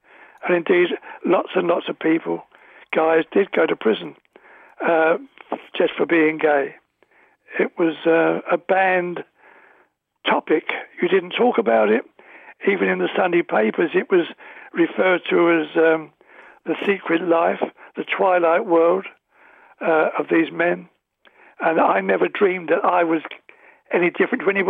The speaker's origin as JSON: {"language": "English", "region": "London", "country": "United Kingdom", "tie": "born or raised there", "said": "I was born in London's East End"}